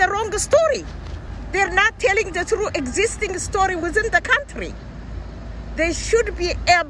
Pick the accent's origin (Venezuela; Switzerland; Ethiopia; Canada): Ethiopia; now in Virginia, United States